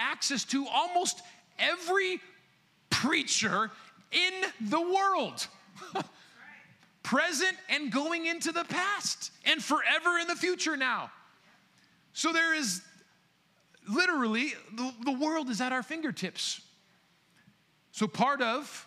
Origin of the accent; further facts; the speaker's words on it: United States; I am an American born and raised